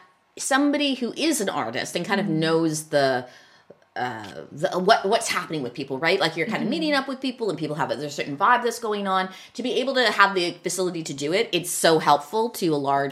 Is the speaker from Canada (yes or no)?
yes; Vancouver, British Columbia, Canada; We're born and bred in Vancouver